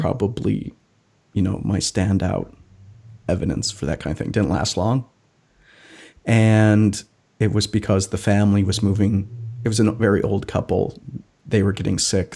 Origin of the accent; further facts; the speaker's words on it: Wisconsin, United States; my home state of Wisconsin